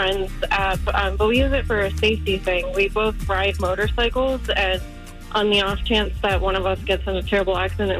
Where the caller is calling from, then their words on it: Davenport, Florida, United States; I'm calling from Davenport.